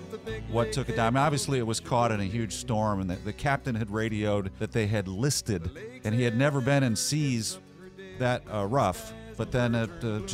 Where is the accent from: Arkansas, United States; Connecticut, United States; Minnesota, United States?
Minnesota, United States; now in Houston, United States; a young boy growing up in Minnesota.